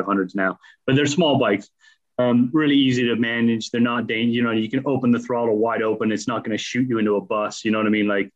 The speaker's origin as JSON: {"language": "English", "area": "just outside of Toronto", "region": "southern Ontario", "country": "Canada", "tie": "born or raised there", "also_born_or_lived": "Leicester, United Kingdom / Spain", "moved": "as an adult", "lives_now": "United Kingdom", "said": "I grew up in Canada. So from four to 20, I lived in Canada"}